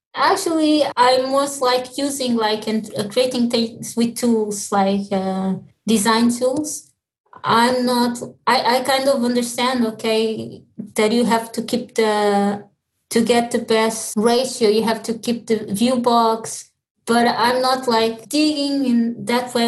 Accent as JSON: {"language": "English", "region": "Lisbon", "country": "Portugal", "tie": "born or raised there", "also_born_or_lived": "Mozambique", "moved": "as an adult", "lives_now": "Dublin, Ireland", "said": "was born in Mozambique, and my my father is Portuguese, my mother from Mozambique. So when I was like two years old, I moved to Lisbon"}